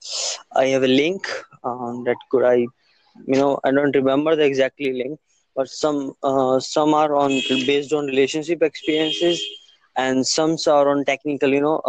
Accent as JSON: {"language": "English", "region": "Delhi", "country": "India", "said": "I'm from India. Delhi."}